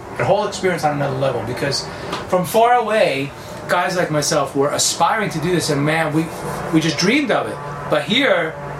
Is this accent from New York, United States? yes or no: yes; New York, United States; I was living in Florida at the time, moved from New York, I grew up in New York, moved to Florida